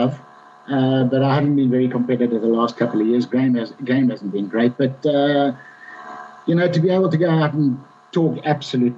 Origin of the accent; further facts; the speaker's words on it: Bulawayo, Zimbabwe; I ever played in the golf club in Bulawayo, in my hometown